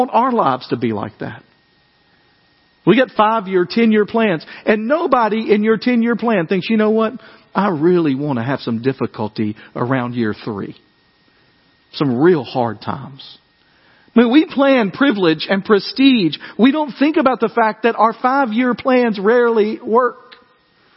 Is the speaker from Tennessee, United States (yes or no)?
yes; West Tennessee, United States; moved away; I grew up in West Tennessee